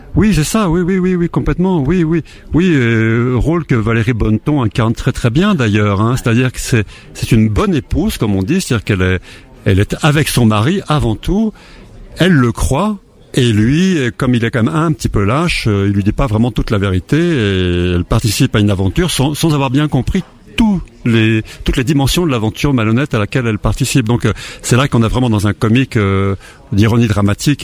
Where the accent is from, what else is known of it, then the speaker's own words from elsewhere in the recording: Haute-Savoie, Auvergne-Rhône-Alpes, France; je suis né en Haute-Savoie